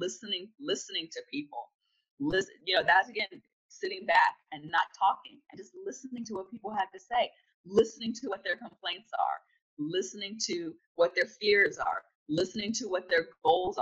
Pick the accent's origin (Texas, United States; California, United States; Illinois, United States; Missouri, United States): California, United States; also born or lived in South Florida; now in Florida, United States; I'm from California, born and raised in California